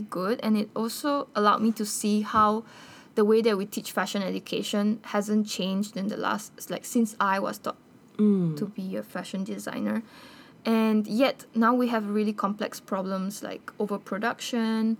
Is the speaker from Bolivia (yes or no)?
yes; Bolivia; moved away; I'm actually from Bolivia